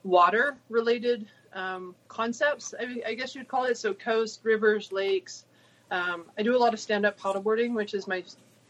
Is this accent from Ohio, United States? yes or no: yes; Ohio, United States; also born or lived in Arkansas / Illinois; I grew up in Ohio, Arkansas, Illinois, spent a year out in California at Stanford University, and came back to University of Michigan, Ann Arbor, go blue.